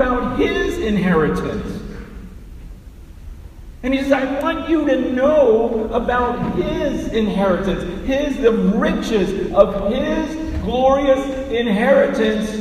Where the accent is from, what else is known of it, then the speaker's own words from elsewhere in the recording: San Francisco, California, United States; I was born right here in San Francisco, in Chinatown, in the hospital.